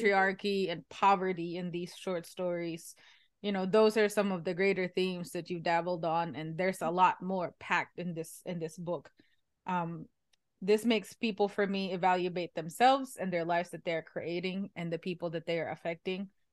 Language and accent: English; Philippines; now in United States; I'm Asian. I'm from the Philippines